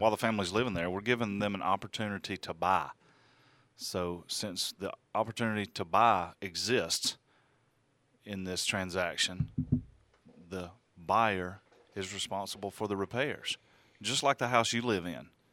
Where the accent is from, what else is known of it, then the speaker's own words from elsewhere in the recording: the South, United States; I'm from the South